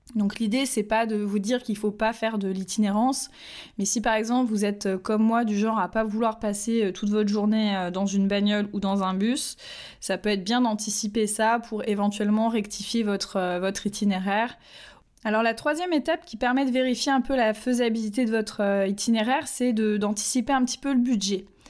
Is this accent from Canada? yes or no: no; Nantes, Pays de la Loire, France; je suis nantaise